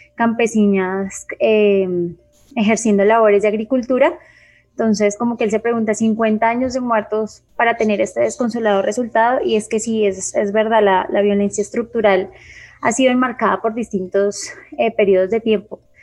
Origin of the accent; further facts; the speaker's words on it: Colombia; pueblo colombiano